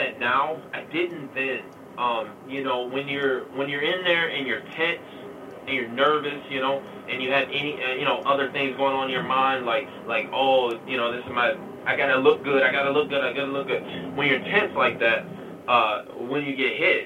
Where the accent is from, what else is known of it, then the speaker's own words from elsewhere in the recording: Detroit, Michigan, United States; I was from Detroit